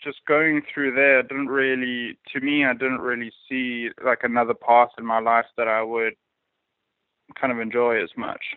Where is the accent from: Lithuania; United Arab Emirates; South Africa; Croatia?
South Africa; moved away as an adult; also born or lived in Savannah, Georgia; now in Atlanta, United States; I'm originally from South Africa